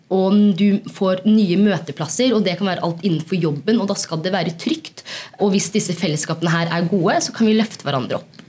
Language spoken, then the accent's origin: Norwegian; Oslo, Norway; moved away as an adult; now in Trondheim, Norway; Jeg kommer fra Oslo. Jeg kommer fra et sted som heter Mortensrud, og så er jeg blitt litt trønder.